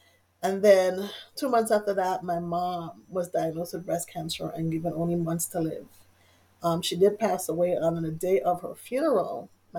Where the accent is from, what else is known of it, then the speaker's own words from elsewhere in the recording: U.S. Virgin Islands; I'm originally from the Virgin Islands.